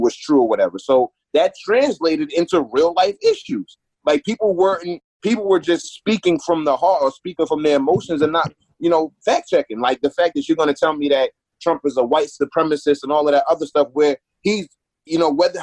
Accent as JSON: {"language": "English", "region": "New York", "country": "United States", "said": "I'm from New York. I'm not from New York City, but I'm from New York"}